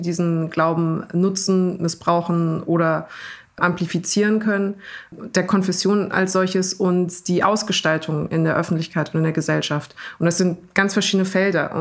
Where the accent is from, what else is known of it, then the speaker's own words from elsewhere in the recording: Germany; ich bin natürlich einfach als in Deutschland aufgewachsene